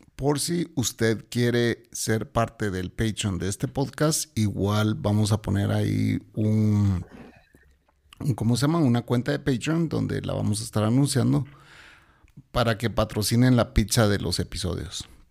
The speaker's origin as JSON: {"language": "Spanish", "country": "Guatemala", "said": "aquí en Guatemala"}